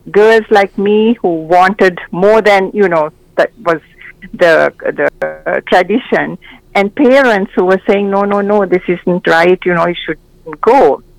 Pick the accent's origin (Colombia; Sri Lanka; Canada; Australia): Sri Lanka; moved away as an adult; now in United States; when I was growing up in Sri Lanka.